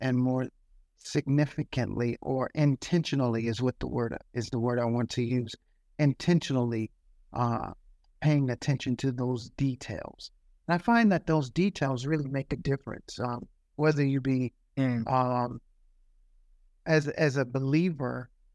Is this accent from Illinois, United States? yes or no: no; Youngstown, Ohio, United States; now in Atlanta, United States; I live in Atlanta. I'm from Youngstown, Ohio. He's kind of hijacked my city